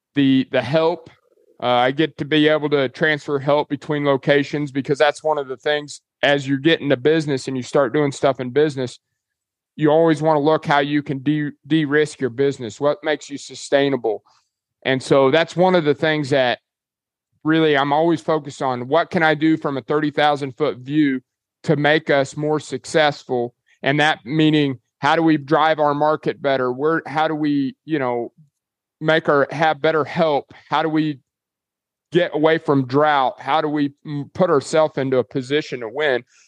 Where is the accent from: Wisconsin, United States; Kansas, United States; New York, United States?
Kansas, United States; Dodge City; moved away as an adult; now in Cherokee, Oklahoma, United States; I grew up in Dodge City, Kansas